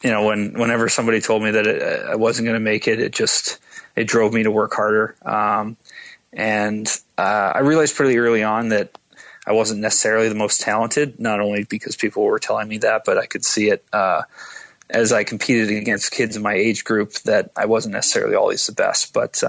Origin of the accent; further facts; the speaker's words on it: Edmonton, Alberta, Canada; My parents were both born and raised in Edmonton. And so I grew up watching the Oilers